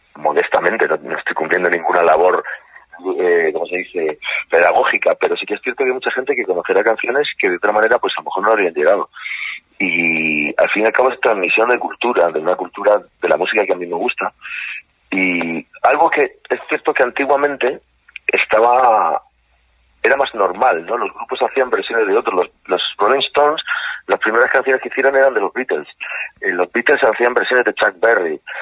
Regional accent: Murcia, Region of Murcia, Spain; moved away as an adult; also born or lived in Santiago, Chile / Galicia / Madrid; now in Pedreguer, Spain; luego viví en Murcia toda mi adolescencia, infancia, adolescencia y muchos años. Donde más he vivido es en Murcia, luego me crié en Murcia

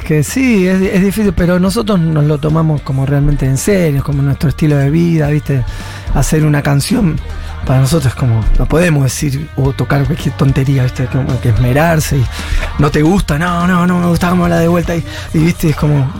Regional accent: Argentina; Y yo amo Argentina

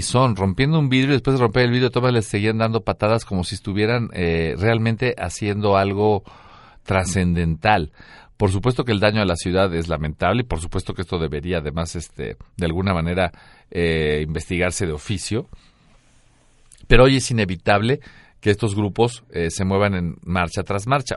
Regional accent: Mexico; soy mexicano

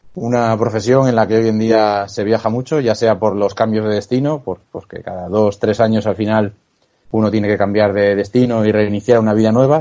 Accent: Villapresente, Cantabria, Spain; moved away as an adult; also born or lived in Torrelavega / Zaragoza; now in West Point, United States; soy cántabro que acabáis de decir, vecino de Villa Presente, nacido en Torre la Vega.

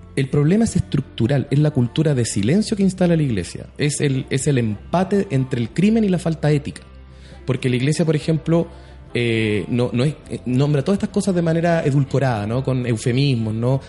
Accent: Arica, Arica y Parinacota, Chile; also born or lived in La Serena; yo soy de Arica

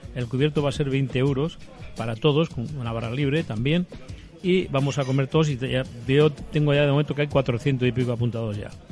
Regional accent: Zaragoza, Aragon, Spain; now in Alicante, Spain; yo soy de Zaragoza

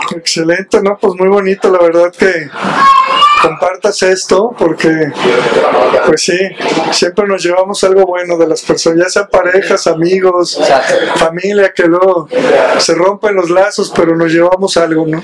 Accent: Mexico; Nos juntamos para celebrar como buenos mexicanos

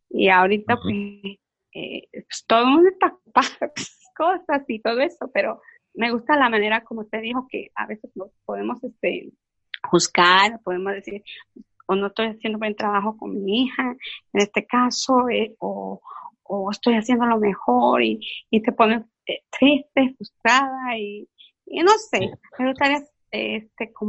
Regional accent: Mexico; now in New York, United States; mi familia, pues yo soy mexicana, está en México

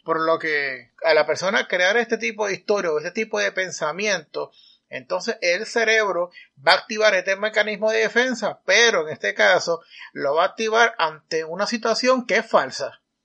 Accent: Puerto Rico; en mi país, Puerto Rico

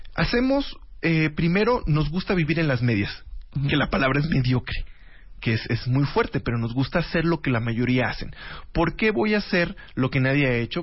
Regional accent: Jalisco, Mexico; yo que vengo de Jalisco

